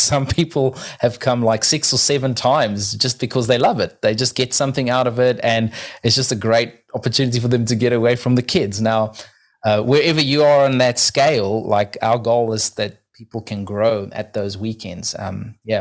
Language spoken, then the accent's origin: English; South Africa; now in New Zealand